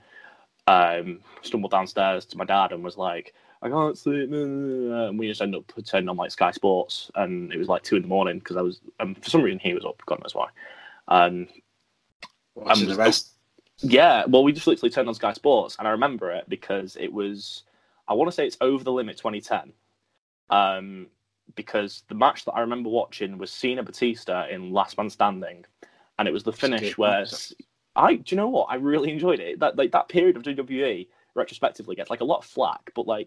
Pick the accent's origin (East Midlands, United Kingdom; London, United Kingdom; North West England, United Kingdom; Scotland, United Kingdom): North West England, United Kingdom; Merseyside; also born or lived in Lancashire / Brighton; I was born in Merseyside, lived there for about 10 years. Moved to Lancashire